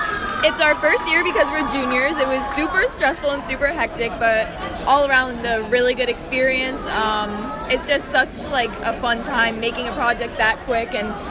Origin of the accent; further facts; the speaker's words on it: Jackson, New Jersey, United States; I'm from Jackson, New Jersey.